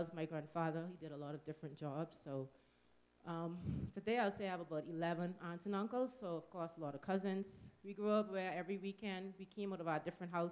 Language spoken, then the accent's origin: English; Nassau, New Providence, Bahamas; moved away; we come from the Bahamas, New Providence, which is the main island, or the capital, we call it, known more as Nassau